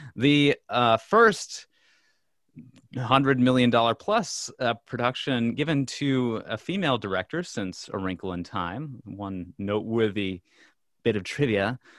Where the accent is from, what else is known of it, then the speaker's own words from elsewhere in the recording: Minnesota, United States; we're from Minnesota